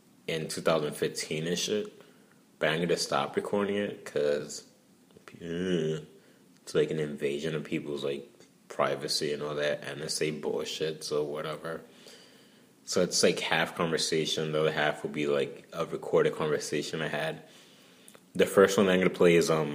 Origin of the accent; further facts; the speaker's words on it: New York City, New York, United States; I'm from Brooklyn